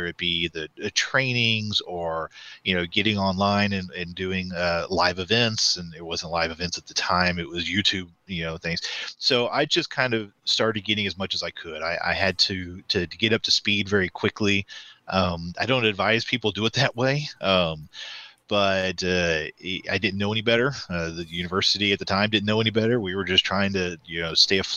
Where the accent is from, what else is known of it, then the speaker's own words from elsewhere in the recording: Northeast Oklahoma, United States; I grew up here in Northeast Oklahoma.